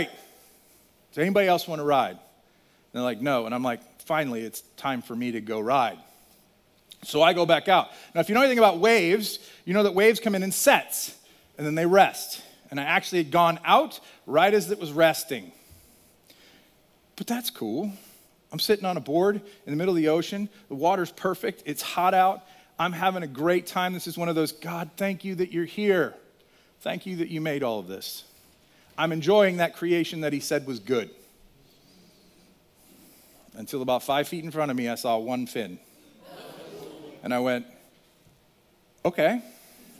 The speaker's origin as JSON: {"language": "English", "region": "Virginia", "country": "United States", "tie": "born or raised there", "moved": "yes", "said": "I grew up in Virginia for 10 years"}